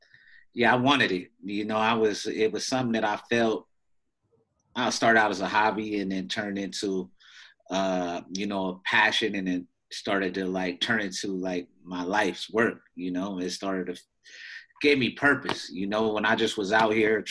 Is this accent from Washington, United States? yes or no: yes; Washington, United States; Because growing up in Washington State, and so my mom was in the military, too, so you know, for a portion of our lives. So we was bouncing around.